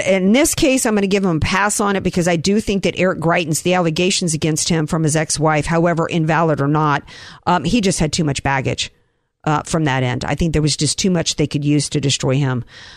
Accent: the South, United States; now in California, United States; growing up in the South

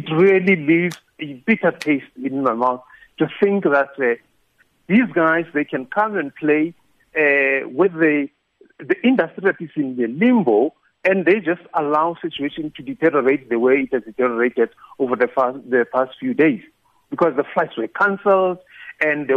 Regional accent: South Africa; our country

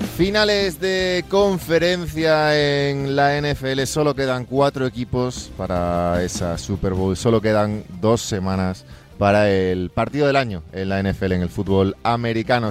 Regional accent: Galicia, Spain; es mi tierra, Galicia

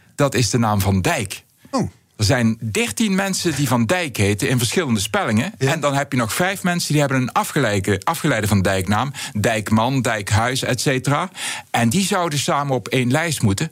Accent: North Brabant, Netherlands; accent: Southeast Brabant dialect; first language Southeast Brabant dialect; in mijn Zuidoost-Brabantse dialect

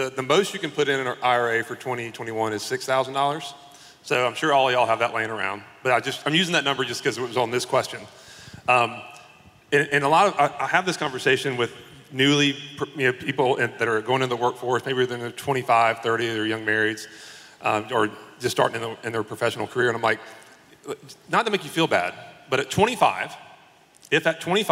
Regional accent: South Carolina, United States; I'm from South Carolina

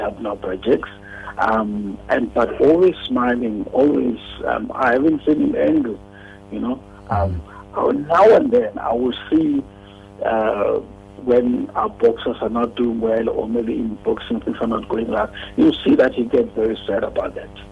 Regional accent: South Africa; us as South African

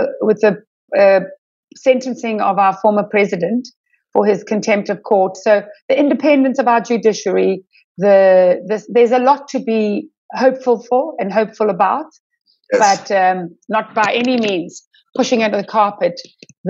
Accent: Durban, KwaZulu-Natal, South Africa; I was born and have lived my whole life in Durban

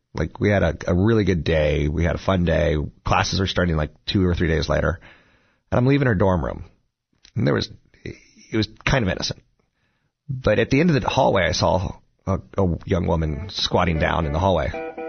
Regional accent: Washington, District of Columbia, United States; I'm from Washington D.C.

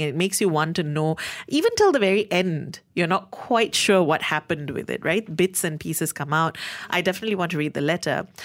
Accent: Malaysia; as a Malaysian reader

